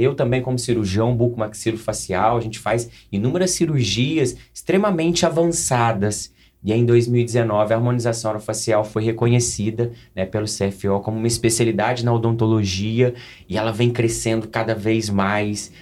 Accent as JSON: {"language": "Portuguese", "town": "Coqueiral", "region": "Minas Gerais", "country": "Brazil", "also_born_or_lived": "Lavras", "said": "sou mineiro, sou de Coqueiral, Minas Gerais"}